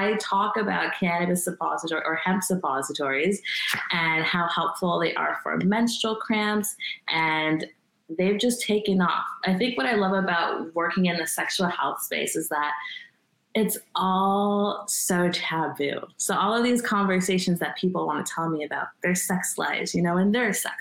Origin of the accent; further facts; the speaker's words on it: Canada; I am Canadian